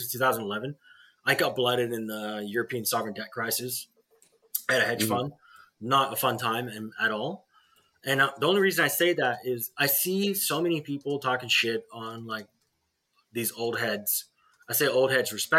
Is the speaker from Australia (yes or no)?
yes; Australia; I grew up in Australia